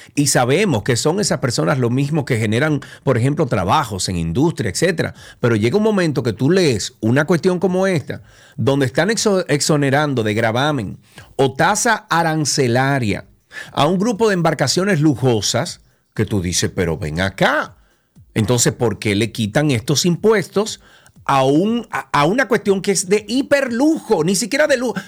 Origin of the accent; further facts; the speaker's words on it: Dominican Republic; moved away; also born or lived in Atlanta, United States; soy ciudadano dominicano y estoy regresando a mi país